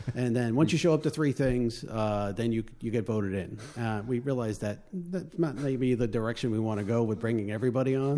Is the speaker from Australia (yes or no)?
no; Long Island, New York, United States; accent: northern; moved away; also born or lived in West Babylon / West Islip; I'm from New York, uh, Long Island, um, born and raised